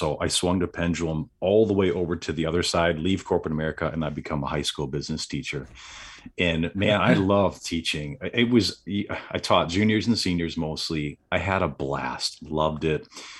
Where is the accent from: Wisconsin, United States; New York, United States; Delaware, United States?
Wisconsin, United States; Random Lake; so I'm from Southeast Wisconsin, a really small town. Oddly enough, it's called Random Lake, and I get a lot of jokes about that because yes, there's a lake there, and that is pretty random.